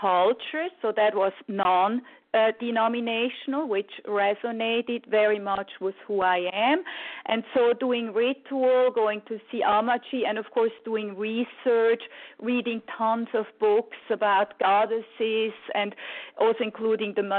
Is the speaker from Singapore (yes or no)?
no; Switzerland; I grew up in Switzerland and my mother is Italian